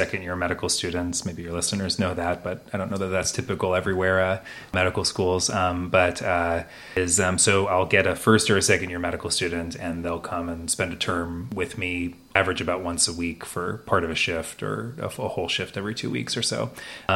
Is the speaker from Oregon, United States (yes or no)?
yes; Oregon, United States; moved away as an adult; also born or lived in Chicago, Illinois / Chapel Hill, North Carolina; I'm from Oregon originally